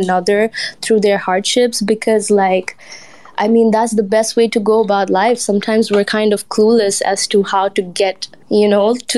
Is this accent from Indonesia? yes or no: yes; Indonesia; now in Malaysia; I'm from Indonesia, but I'm currently residing in Malaysia.